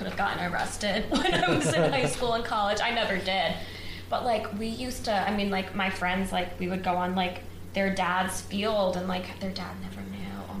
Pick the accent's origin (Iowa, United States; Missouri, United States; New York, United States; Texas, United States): New York, United States; Cairo; also born or lived in Nashville; But growing up, I grew up here in Cairo, New York, and we used to have field parties.